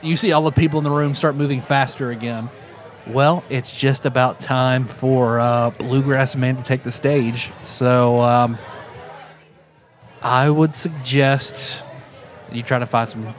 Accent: Kentucky, United States; I am from Pike County, Kentucky.

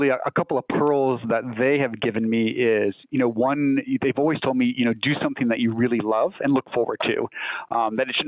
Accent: just outside San Bernardino, Southern California, United States; now in Northern California, United States; I am from Southern California originally. So just outside of San Bernardino

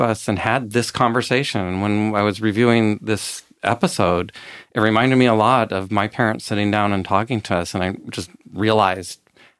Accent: San Francisco Bay Area, California, United States; where I grew up in the San Francisco Bay Area

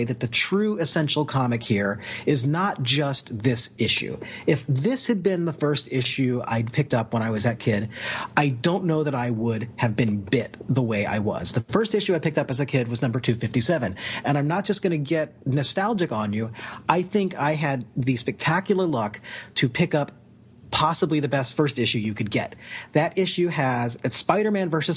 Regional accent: Kansas, United States; I'm from Kansas

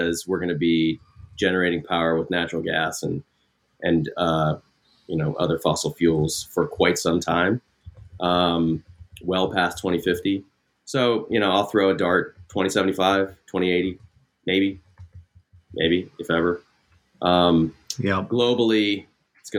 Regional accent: Ohio, United States; now in California, United States; I grew up in Ohio.

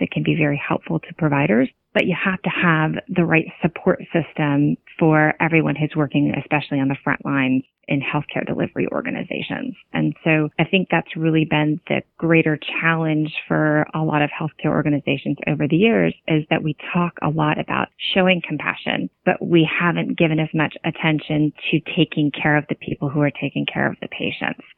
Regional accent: California, United States; now in Virginia, United States; I grew up out in California

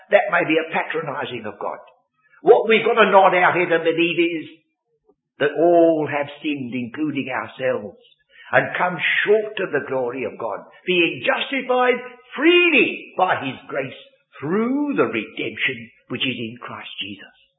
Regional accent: England, United Kingdom; born English people

